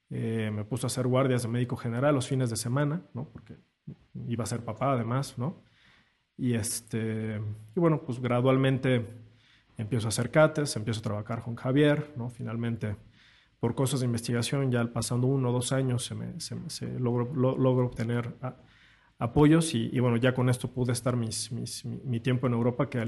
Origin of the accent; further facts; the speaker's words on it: Querétaro, Mexico; Yo tuve un maestro en Querétaro, de donde soy, que me marcó mucho, que fue realmente el que llevó la angioplastia a, mi ciudad, a Querétaro.